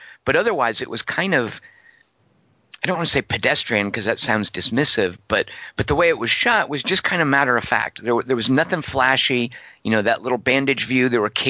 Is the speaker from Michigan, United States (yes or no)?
no; Arkansas, United States; I'm from Arkansas, and Arkansas is Missouri adjacent. So for all intents and purposes, you could say I'm from Missouri.